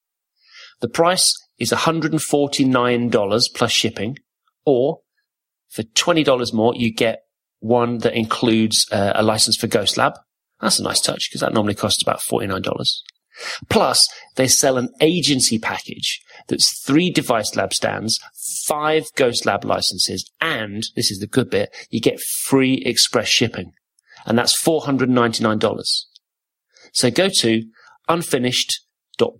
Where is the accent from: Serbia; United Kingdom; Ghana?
United Kingdom; Corby, East Midlands; I grew up in Corby, surrounded by Scots